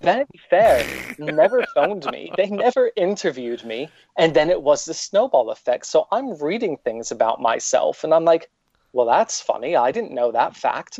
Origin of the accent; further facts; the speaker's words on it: upstate New York, United States; now in United Kingdom; I was born in New York, not the city, but upstate